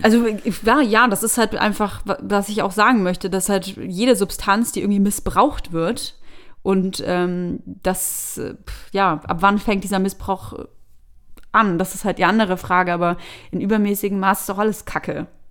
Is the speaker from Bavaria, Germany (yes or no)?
yes; Bavaria, Germany; moved away as an adult; also born or lived in Berlin; ich komme aus Bayern